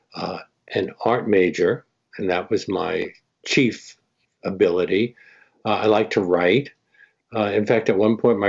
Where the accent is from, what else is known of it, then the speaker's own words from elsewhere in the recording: New York City, New York, United States; also born or lived in Jamaica, Queens; first Williamsburg, Brooklyn, until I was about 13 or so. And then we moved to Bed-Stuy to Washington